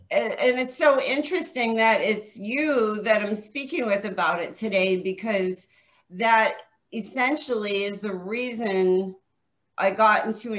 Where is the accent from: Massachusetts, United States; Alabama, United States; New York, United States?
New York, United States; also born or lived in New Jersey; now in Scottsdale, United States; I live in Scottsdale, Arizona. I'm a New York, New Jersey transplant. About 21 years ago, I came from the East Coast and moved out here.